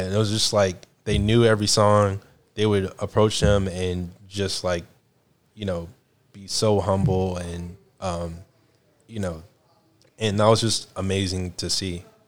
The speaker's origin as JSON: {"language": "English", "region": "the South", "country": "United States", "said": "I'm from the South"}